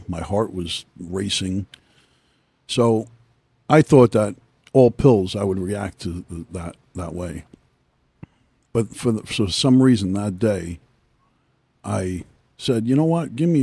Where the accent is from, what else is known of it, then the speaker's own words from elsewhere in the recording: Sayreville, New Jersey, United States; also born or lived in Brooklyn, New York / Staten Island, New York; I grew up in Sayreville